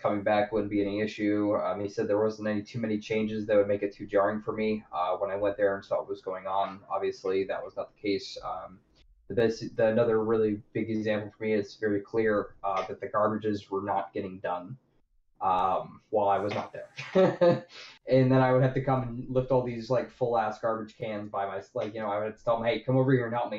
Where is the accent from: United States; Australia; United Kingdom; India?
United States; I grew up on the Delta